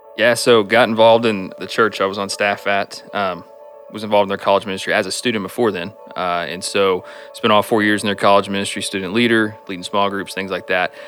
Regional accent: Stephenville, Texas, United States; moved away as an adult; now in Iowa, United States; I was born and raised in Stephenville. Uh, grew up going to school there

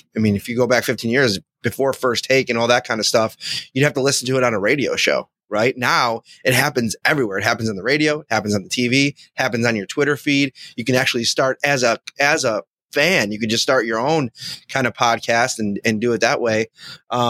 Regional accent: Buffalo, New York, United States; I grew up in Buffalo and, you know, Bills fans are my people

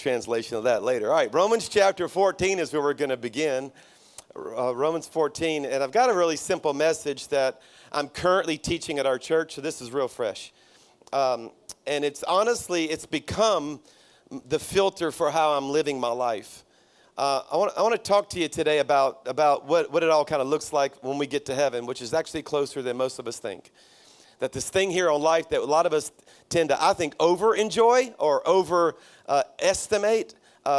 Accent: South Louisiana, United States; now in Birmingham, United States; my church is in Birmingham, Alabama, but I'm a Cajun from South Louisiana

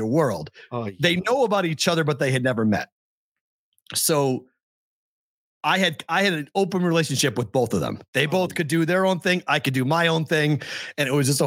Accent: Boston, Massachusetts, United States; moved away as an adult; also born or lived in Huntsville, Alabama; I'm from Boston

